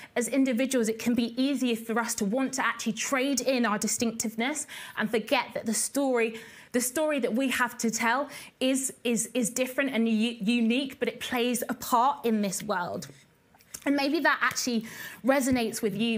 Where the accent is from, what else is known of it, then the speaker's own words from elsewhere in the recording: Basingstoke, South East England, United Kingdom; we grew up in a town called Basingstoke, which is in Hampshire